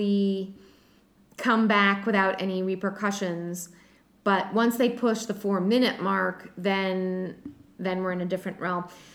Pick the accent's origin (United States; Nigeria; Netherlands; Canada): United States; New England; we're from New England